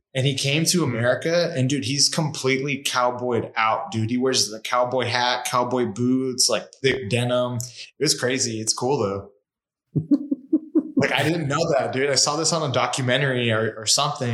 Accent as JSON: {"language": "English", "region": "California", "country": "United States", "tie": "born or raised there", "also_born_or_lived": "Washington", "moved": "yes", "lives_now": "Arizona, United States", "said": "I grew up in California, lived in Washington for a little bit."}